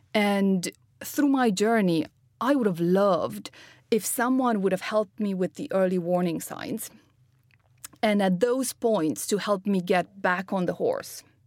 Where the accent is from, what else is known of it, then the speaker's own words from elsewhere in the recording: Romania; moved away; I'm originally from Romania, uh, was born to a father quantum physicist and a mother entrepreneur.